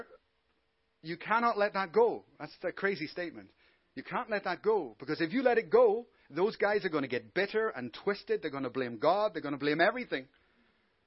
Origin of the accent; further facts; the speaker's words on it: Belfast, Northern Ireland, United Kingdom; I come from Belfast